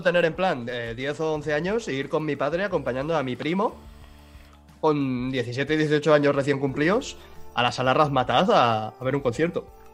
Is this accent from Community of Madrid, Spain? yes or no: no; Mataró, Catalonia, Spain; now in Girona, Spain; yo he nacido en Mataró, que está al lado de Barcelona, he crecido con catalán de Barcelona y me he venido a vivir al norte de Gerona